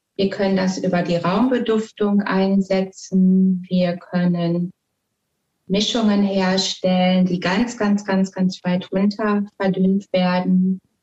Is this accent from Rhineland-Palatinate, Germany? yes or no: no; Ruhr area, North Rhine-Westphalia, Germany; ich komme also aus dem Ruhrpott